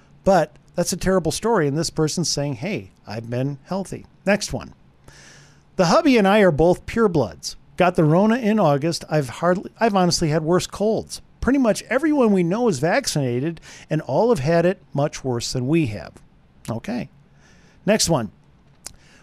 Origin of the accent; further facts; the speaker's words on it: Wisconsin, United States; I'm from Wisconsin